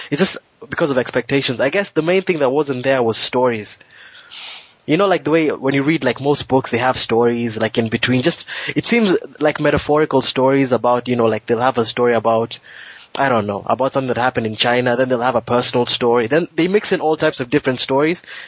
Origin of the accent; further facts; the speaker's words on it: Kenya; moved away; I grew up I grew up a Christian in Kenya